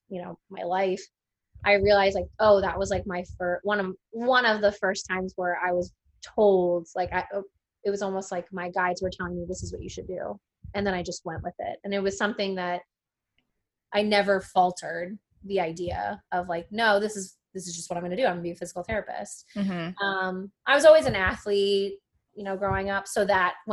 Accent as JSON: {"language": "English", "area": "Monmouth County", "region": "New Jersey", "country": "United States", "tie": "born or raised there", "also_born_or_lived": "Kentucky / Philadelphia, Pennsylvania", "said": "I'm from Monmouth County, but lived in Philly for a while. Now I'm back"}